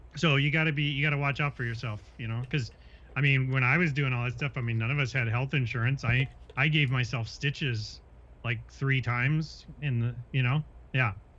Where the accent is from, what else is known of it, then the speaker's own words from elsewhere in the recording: Minnesota, United States; growing up in Minnesota